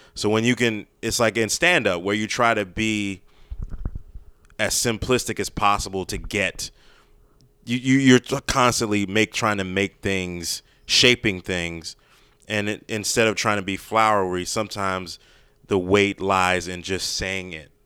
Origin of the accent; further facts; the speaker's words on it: Maryland, United States; I grew up in Maryland